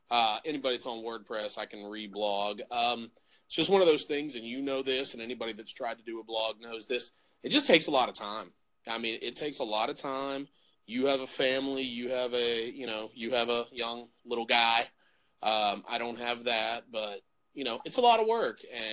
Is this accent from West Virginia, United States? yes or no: yes; West Virginia, United States; where I grew up in West Virginia